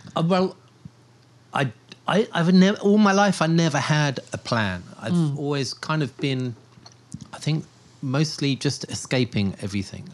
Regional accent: Portsmouth, South East England, United Kingdom; now in Taipei, Taiwan; Portsmouth, where I grew up

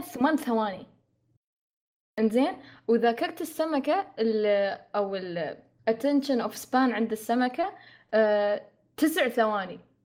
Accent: United Arab Emirates; نحن عندنا في الإمارات

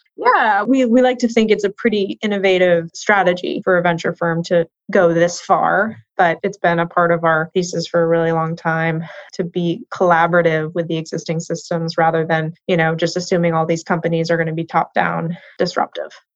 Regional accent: Boston, Massachusetts, United States; moved away as an adult; now in West Coast, United States; I grew up in Boston and spent most of my career in Boston.

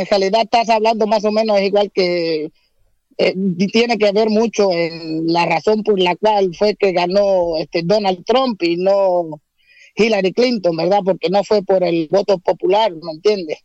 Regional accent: Puerto Rico; yo que soy puertorriqueño

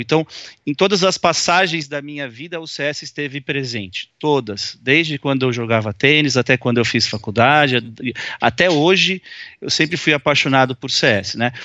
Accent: São Paulo, Brazil; also born or lived in Bauru, Brazil; eu sou de São Paulo, capital, nasci aqui.

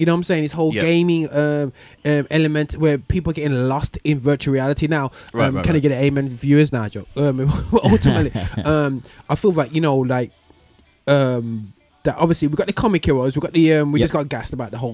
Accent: Birmingham, West Midlands, United Kingdom; In my hometown, Birmingham

